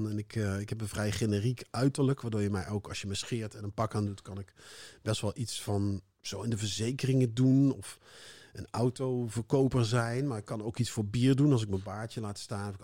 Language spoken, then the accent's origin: Dutch; North Brabant, Netherlands; in Brabant, waar ik vandaan kom